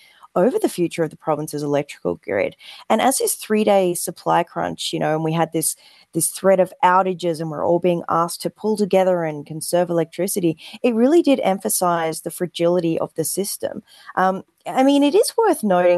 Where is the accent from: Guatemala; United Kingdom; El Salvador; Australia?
Australia; now in Calgary, Canada; I'm an Australian